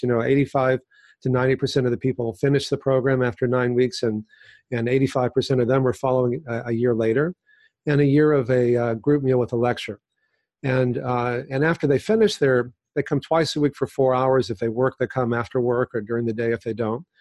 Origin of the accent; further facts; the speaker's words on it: Texas, United States; now in California, United States; I grew up in Texas